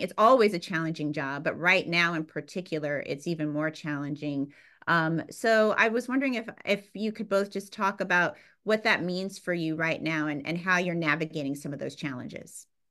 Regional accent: San Bernardino, California, United States; also born or lived in Fontana, California; I was born in Fontana, California, raised in San Bernardino, California

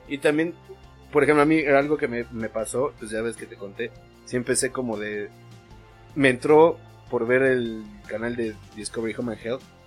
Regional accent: Mexico; como mexicano

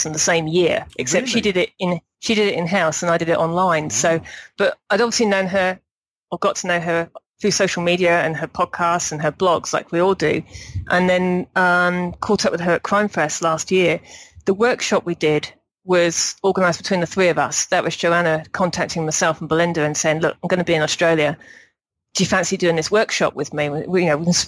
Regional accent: Berkshire, South East England, United Kingdom; moved away as an adult; also born or lived in Kent; I'm from Berkshire originally, but I lived in Kent for 4 or 5 years before I moved over here

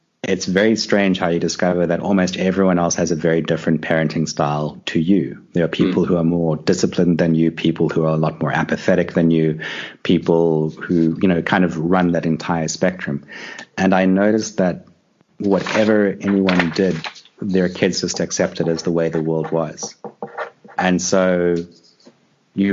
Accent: South Africa; I grew up in South Africa. You know, I grew up here in the 80s and during apartheid

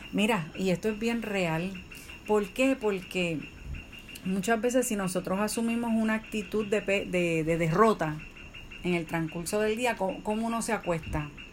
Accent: Puerto Rico; nosotros somos de Puerto Rico

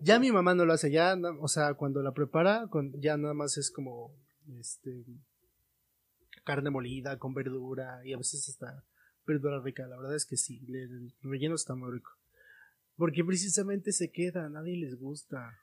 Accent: Mexico; como familia mexicana, familia latina

